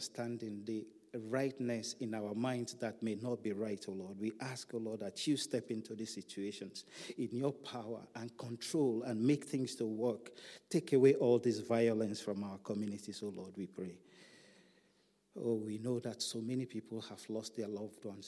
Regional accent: Nigeria; in some of our countries in Africa, my home country, Nigeria.

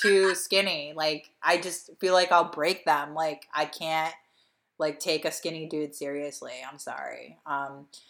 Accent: Delaware County, Philadelphia, Pennsylvania, United States; moved away; when you're from Delco and you travel, like, you just say you're from Philadelphia

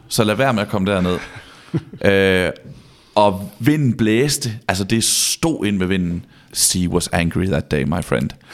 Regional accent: Vejle, Southern Denmark, Denmark; jeg er fra Vejle, og vokser ligesom vokset op på Vejle Stadion

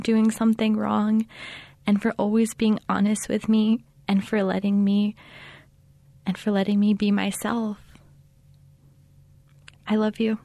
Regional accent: Manuelito, New Mexico, United States; I am from Manuelito, New Mexico

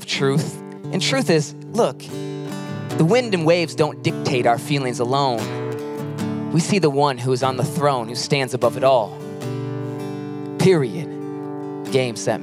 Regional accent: Pinckney, Michigan, United States; also born or lived in Mason, Michigan; now in Lansing, United States; I was born in Pinckney, Michigan, moved to Mason, and now in Lansing

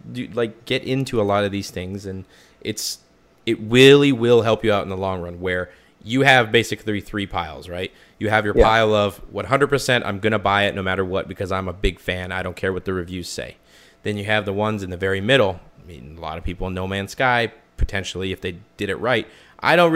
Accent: Canada; I'm a Canadian. It's in my blood

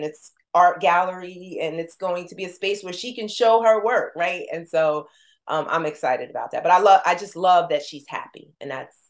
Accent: New Jersey, United States; You know, we're from Jersey.

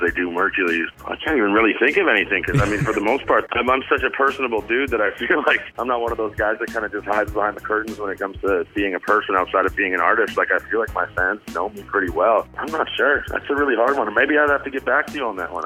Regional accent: Vancouver, British Columbia, Canada; I'm originally from Vancouver, BC, Canada

